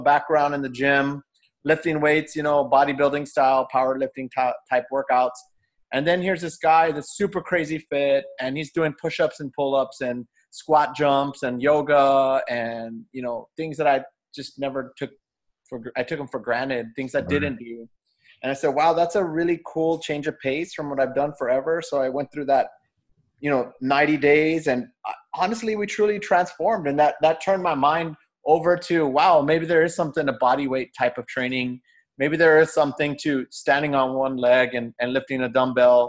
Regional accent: San Antonio, Texas, United States; also born or lived in Austin, Texas; I was born in San Antonio. My dad was in the military. And then when he was discharged, he was a music major. So he taught band in San Antonio. And then I grew up kind of around South Texas

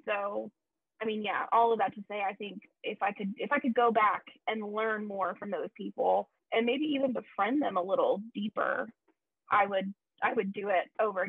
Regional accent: the South, United States; Look, we come from the South.

